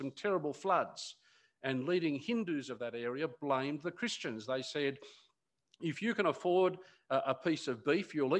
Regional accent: Newcastle, New South Wales, Australia; moved away; my father in Newcastle, where I grew up

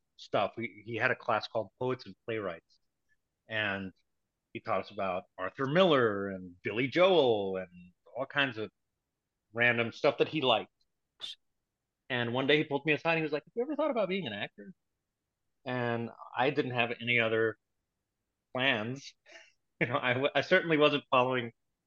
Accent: Puerto Rico; My family's Cuban, but I was born and raised in Puerto Rico

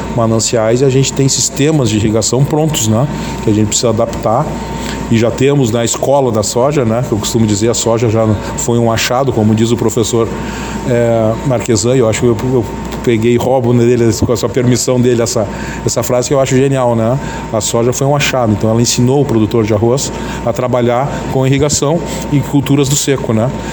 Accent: Camaquã, Rio Grande do Sul, Brazil; é da Pacheca, né? nós somos da Pacheca

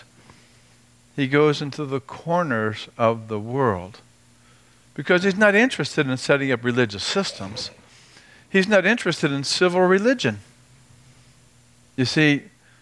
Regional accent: United States; I'm American

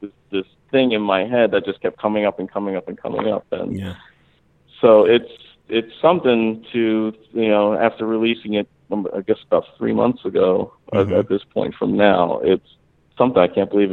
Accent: Mount Laurel, New Jersey, United States; also born or lived in Philadelphia, Pennsylvania; I was born in Philadelphia. My parents moved to this suburb in New Jersey called Mount Laurel, New Jersey.

